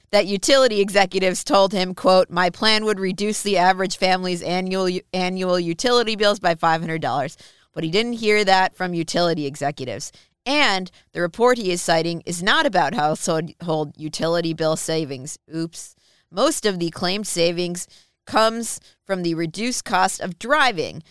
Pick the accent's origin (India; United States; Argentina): United States; Minnesota; I'm from Minnesota.